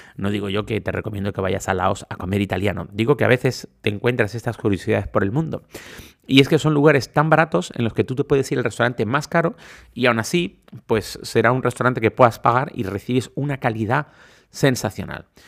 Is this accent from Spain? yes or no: yes; Canary Islands, Spain; soy canario